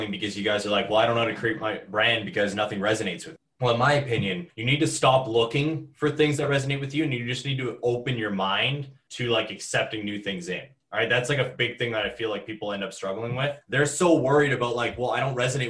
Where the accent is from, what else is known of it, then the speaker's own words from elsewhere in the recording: Ontario, Canada; growing up in Ontario